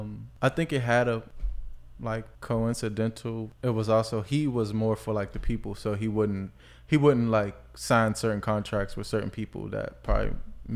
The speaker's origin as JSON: {"language": "English", "town": "Washington", "region": "District of Columbia", "country": "United States", "tie": "born or raised there", "said": "I was born on Webster Street. That's northwest over there by like Petworth area."}